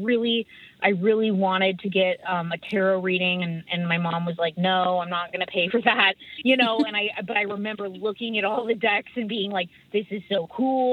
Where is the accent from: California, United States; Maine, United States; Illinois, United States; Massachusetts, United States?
California, United States; Humboldt County; I live in Humboldt County. I'm from Humboldt County.